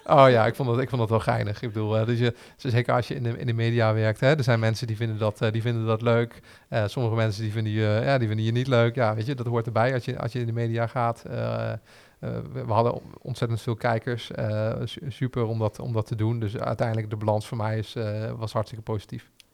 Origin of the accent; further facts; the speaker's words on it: Arnhem, Gelderland, Netherlands; we als Arnhemmers trots zijn op wie we zijn